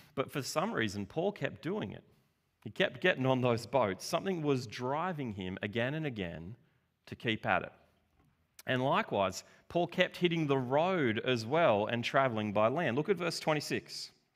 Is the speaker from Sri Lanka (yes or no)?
no; Australia; we're from Australia. you know, the land of tall poppies and the underdog.